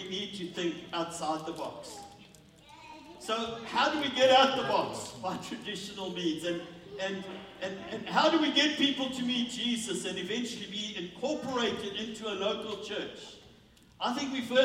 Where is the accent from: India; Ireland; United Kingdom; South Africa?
South Africa; as a South African